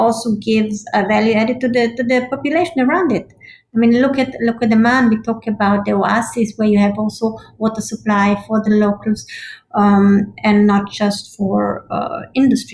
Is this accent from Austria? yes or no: yes; Austria; I'm from Austria